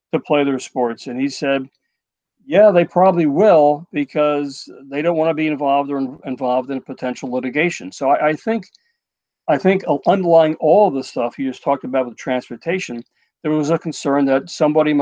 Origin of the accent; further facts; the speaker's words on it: Edgemont, New York, United States; I did go to Edgemont High School. I grew up in Edgemont.